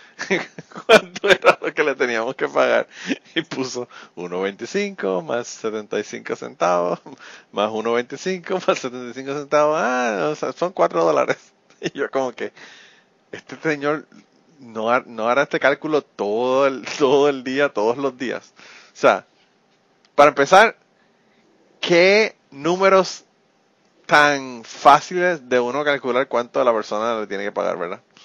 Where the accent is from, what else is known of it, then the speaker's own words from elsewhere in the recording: Utuado, Puerto Rico; mi pueblo, ¿verdad? El pueblo de Tuado